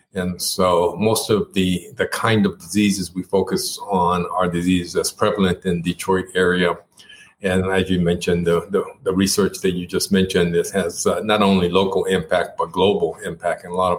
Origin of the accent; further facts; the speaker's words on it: Japan; first language Japanese; English is a second language; I grew up in Japan. And in fact, Japanese was my first language.